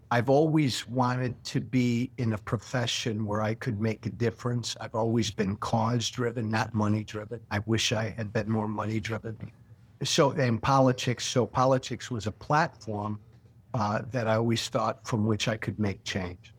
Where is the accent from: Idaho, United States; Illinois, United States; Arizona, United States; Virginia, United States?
Illinois, United States; my hometown in Illinois